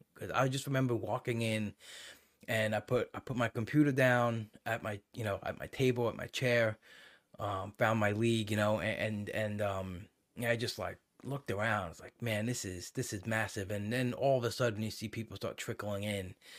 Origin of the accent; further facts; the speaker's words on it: New York, United States; growing up in New York